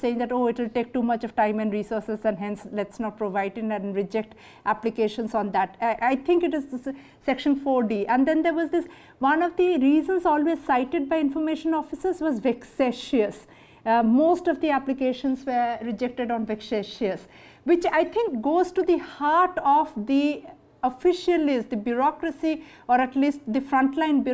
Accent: Odisha, India; my home state Orissa

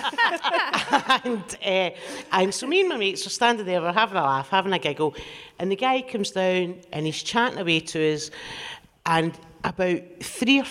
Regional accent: Glasgow, Scotland, United Kingdom; I grew up in the East End of Glasgow

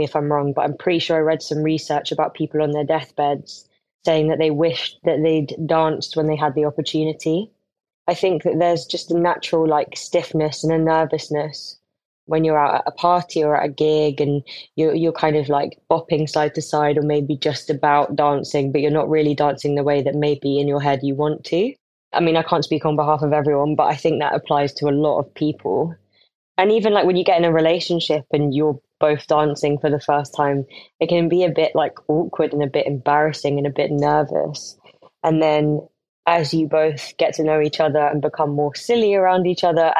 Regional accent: London, United Kingdom; I'm from London and I'm a musician

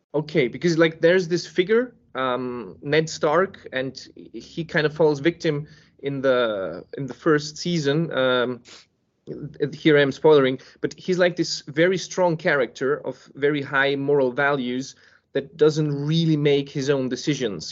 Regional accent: Serbia; now in Copenhagen, Denmark; I was born in Serbia.

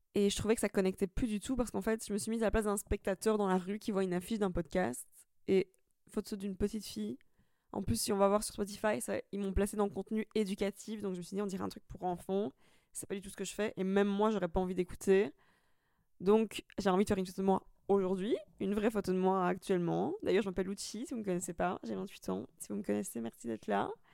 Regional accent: Italy; now in Brussels, Belgium; je suis italienne, maintenant anglaise

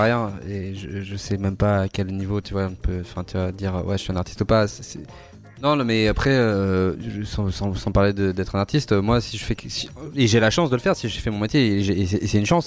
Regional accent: Brittany, France; now in Paris, France; je suis breton

